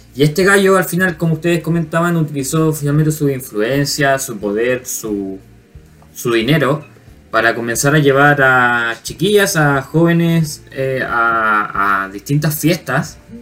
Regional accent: Chile; para nosotros como chilenos o como latinos

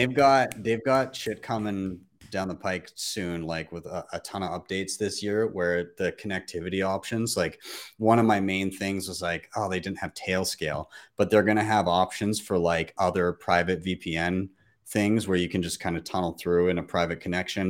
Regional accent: Calgary, Alberta, Canada; my hometown of Calgary

